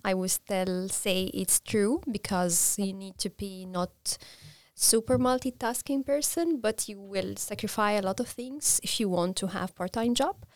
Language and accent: English; Egypt; moved away as an adult; now in Linköping, Sweden; I'm from Egypt